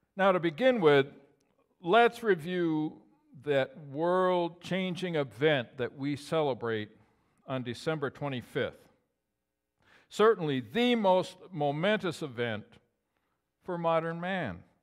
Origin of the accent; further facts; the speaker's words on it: Dexter, New York, United States; also born or lived in Gouverneur, New York / Sackets Harbor, New York; I was born and I was raised in Dexter, New York, about, oh, ninety miles from here